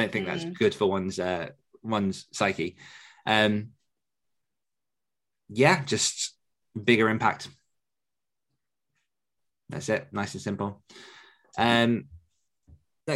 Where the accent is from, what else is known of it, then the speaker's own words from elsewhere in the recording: Essex, East of England, United Kingdom; growing up around Essex